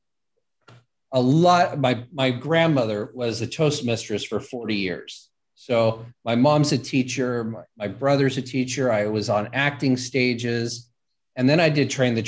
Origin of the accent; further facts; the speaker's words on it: Los Angeles, California, United States; growing up in Hollywood